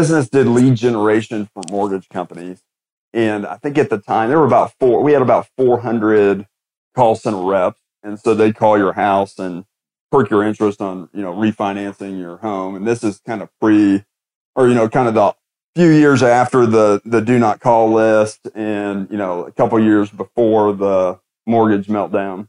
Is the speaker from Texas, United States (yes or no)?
no; Indianapolis, Indiana, United States; grew up in Indianapolis, Indiana